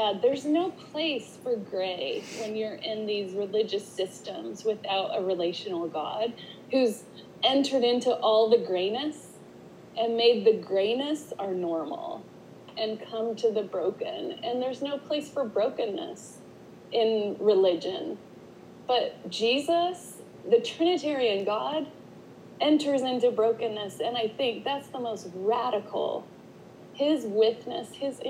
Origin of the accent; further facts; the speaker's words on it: Utah, United States; I grew up in Utah in the 80s